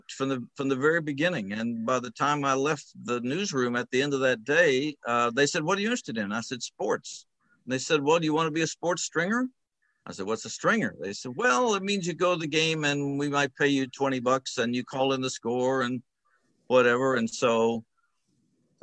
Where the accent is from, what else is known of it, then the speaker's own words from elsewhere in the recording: Atlanta, Georgia, United States; the Atlanta Constitution, which was my hometown paper